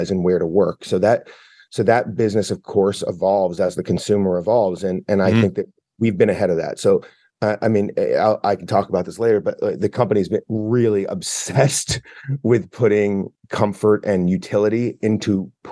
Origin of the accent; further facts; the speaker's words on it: Boston, Massachusetts, United States; I'm from the Boston area. So I grew up with New Balance